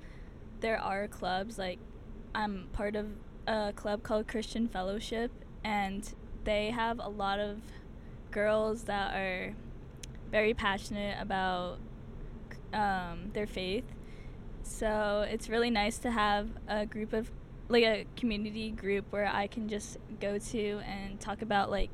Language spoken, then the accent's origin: English; New Jersey, United States; I grew up in New Jersey.